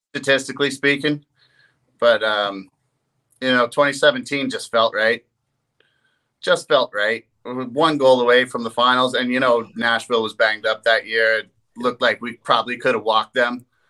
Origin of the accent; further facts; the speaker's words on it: East Coast, Atlantic Canada, Canada; growing up on the East Coast